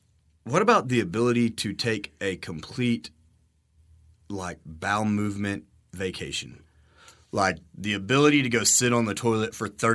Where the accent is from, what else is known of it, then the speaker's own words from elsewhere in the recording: Texas, United States; Where are you from? Oh, we're down in Garza County.